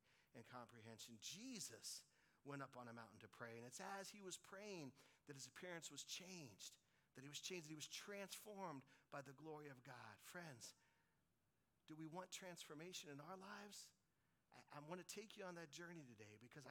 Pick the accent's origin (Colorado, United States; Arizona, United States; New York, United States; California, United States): Colorado, United States; When I was a little kid, I was growing up in Colorado